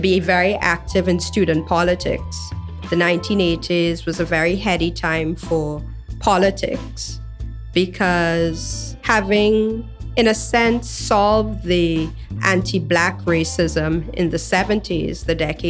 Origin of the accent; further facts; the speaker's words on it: Trinidad & Tobago; Growing up in Trinidad and Tobago